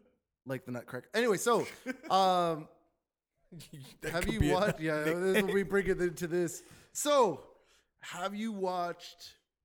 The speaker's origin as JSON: {"language": "English", "country": "Canada", "said": "we're Canadian and we live in Canada"}